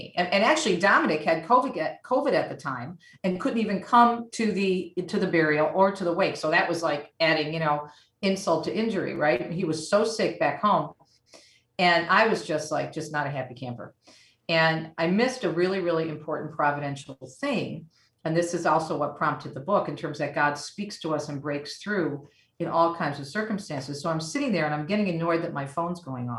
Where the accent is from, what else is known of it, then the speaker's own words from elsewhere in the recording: Michigan, United States; also born or lived in Jersey City, New Jersey; I was raised in Michigan. We moved here when I was five